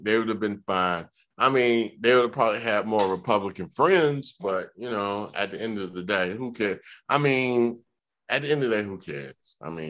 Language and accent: English; Georgia, United States; I'm from Georgia, and I grew up around the SIAC and the SWAC.